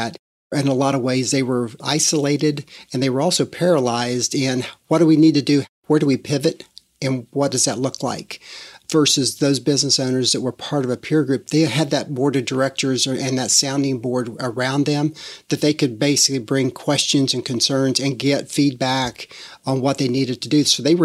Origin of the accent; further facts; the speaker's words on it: Midwest, United States; moved away as an adult; now in Charlotte, United States; We moved here from the Midwest after growing up there in a family-owned business.